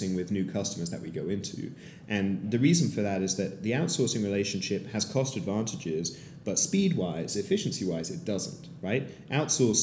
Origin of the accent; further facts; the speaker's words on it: London, United Kingdom; moved away as an adult; now in San Francisco, United States; I am a founder from London